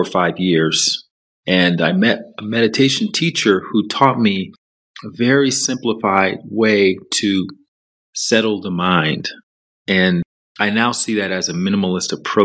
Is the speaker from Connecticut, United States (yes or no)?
no; Alabama, United States; moved away as an adult; also born or lived in Chicago / New York City / Los Angeles; I grew up in the South in the U.S., in Alabama.